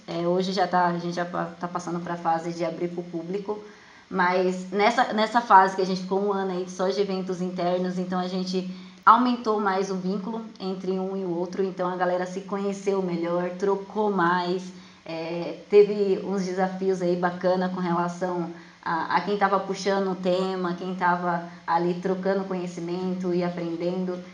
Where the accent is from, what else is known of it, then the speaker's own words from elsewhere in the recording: Jandira, São Paulo, Brazil; eu sou de Jandira, São Paulo